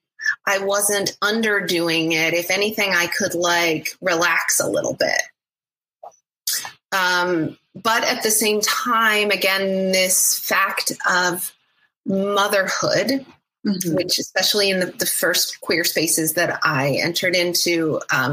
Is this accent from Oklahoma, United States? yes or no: yes; Oklahoma, United States; now in Seattle, United States; I grew up in Oklahoma